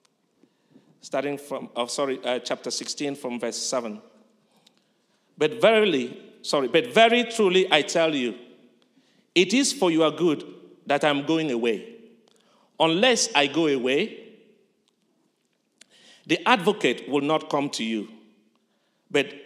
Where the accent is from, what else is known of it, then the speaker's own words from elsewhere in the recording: Calabar, Cross River, Nigeria; moved away; I fortunately happened to be born in Calabar, though I'm not from Calabar